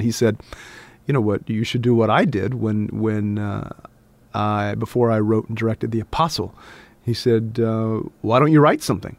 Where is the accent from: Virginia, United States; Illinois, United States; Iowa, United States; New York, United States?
Virginia, United States; Abingdon; moved away; Yeah, I grew up in this small town called Abingdon, Virginia